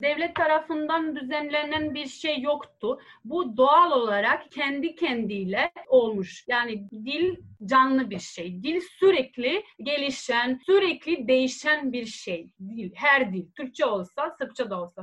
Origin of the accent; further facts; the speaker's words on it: Serbia; accent: Ekavian; ben Belo diyeceğim. Ekavica bu. Ekavica E kullanıyoruz